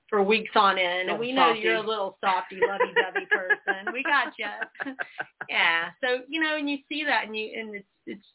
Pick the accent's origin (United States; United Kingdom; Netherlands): United States; Georgia; also born or lived in South Carolina; I grew up partially in South Carolina and then in Georgia